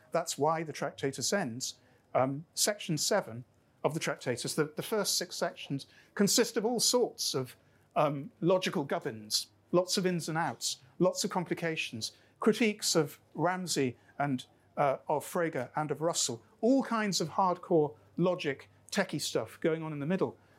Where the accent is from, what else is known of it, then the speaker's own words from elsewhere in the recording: Lancashire, North West England, United Kingdom; now in Scotland, United Kingdom; I grew up in Lancashire, where we were dominated by the Industrial Revolution because Lancashire kind of invented it. Before I was Scottish, I was Lancastrian.